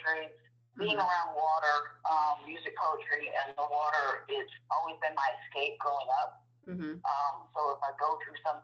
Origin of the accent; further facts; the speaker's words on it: Michigan, United States; moved away as an adult; now in South Carolina, United States; I'm originally from Michigan, and I moved to South Carolina the end of 91